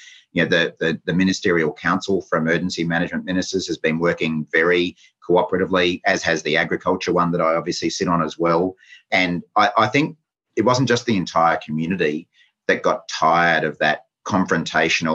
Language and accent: English; Queensland, Australia; as a Queenslander